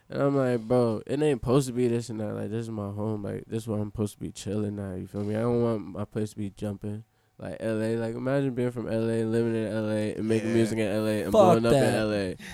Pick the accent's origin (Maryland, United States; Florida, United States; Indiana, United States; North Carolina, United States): Florida, United States; Orlando; born or raised there; also born or lived in Daytona Beach